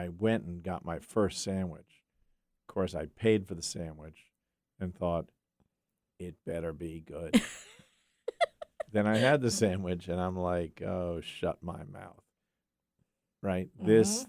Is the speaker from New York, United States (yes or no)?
yes; Yonkers, New York, United States; I'm from Yonkers, New York.